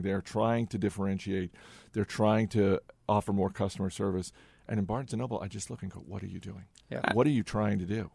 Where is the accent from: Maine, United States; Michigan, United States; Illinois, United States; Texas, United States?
Maine, United States; I grew up in Maine